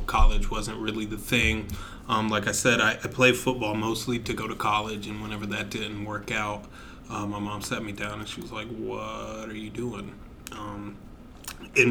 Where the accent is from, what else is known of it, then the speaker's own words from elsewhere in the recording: Wilmington, North Carolina, United States; also born or lived in Binghamton, New York / Fayetteville, North Carolina; I moved to North Carolina when I was like 4 or 5. I moved to Wilmington, North Carolina, where I grew up